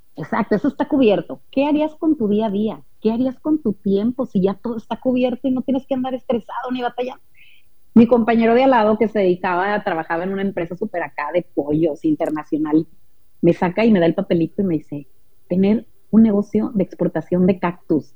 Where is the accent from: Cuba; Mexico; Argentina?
Mexico; Monterrey, Nuevo León; Nosotros somos de Monterrey